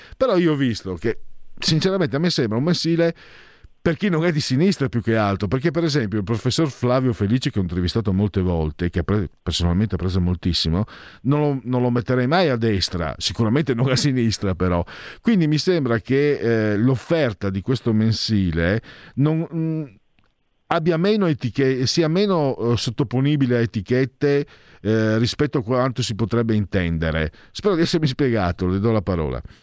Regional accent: San Vito al Tagliamento, Friuli-Venezia Giulia, Italy; also born or lived in Pordenone; vivevo, tra l'altro, in una, in questo paese meraviglioso che è San Vito, dove La lingua parlata era il friulano

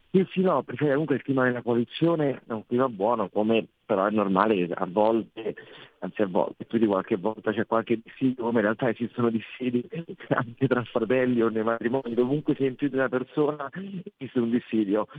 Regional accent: Rome, Lazio, Italy; da romano

